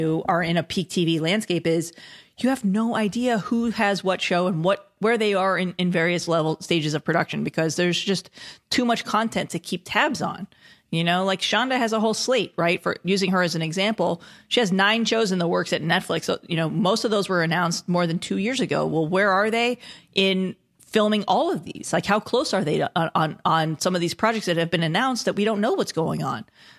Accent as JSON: {"language": "English", "town": "Los Angeles", "region": "California", "country": "United States", "tie": "born or raised there", "said": "Well, I'm a Disneyland nerd. I grew up in Los Angeles. I'm a native. I love Disneyland."}